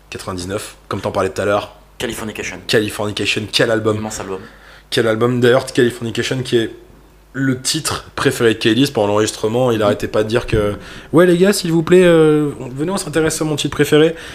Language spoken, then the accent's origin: French; Belgium; born there; Je suis né en Belgique.